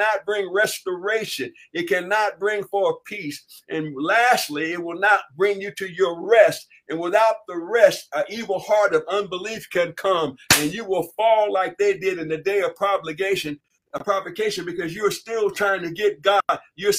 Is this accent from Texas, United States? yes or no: no; Hollywood, California, United States; I was raised in Hollywood.